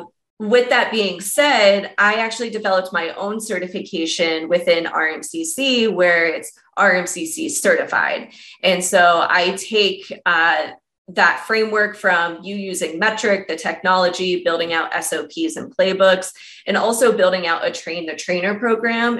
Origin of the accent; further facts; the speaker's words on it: Columbus, Ohio, United States; moved away as an adult; now in Denver, United States; Out of Denver, but originally from Columbus, Ohio